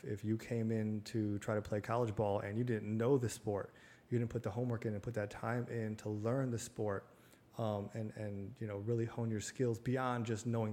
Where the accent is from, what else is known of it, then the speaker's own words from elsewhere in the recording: Connecticut, United States; my hometown. You know, it's a very small, middle America type town, blue collar, on a river in Connecticut